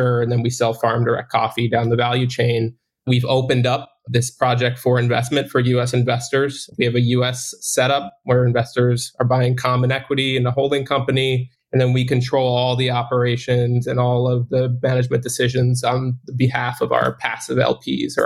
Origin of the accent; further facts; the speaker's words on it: New Jersey, United States; moved away as an adult; also born or lived in Miami Beach; I'm from New Jersey. I was born and raised there.